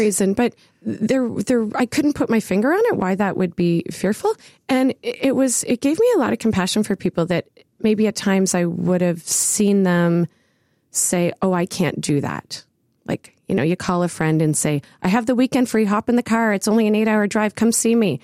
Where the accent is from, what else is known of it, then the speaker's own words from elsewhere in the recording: Ottawa, Ontario, Canada; I grew up in the West End of Ottawa